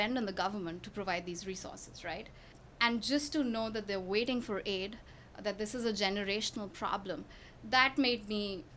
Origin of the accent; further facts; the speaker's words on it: New Delhi, Delhi, India; moved away as an adult; now in Houston, United States; I grew up in New Delhi in India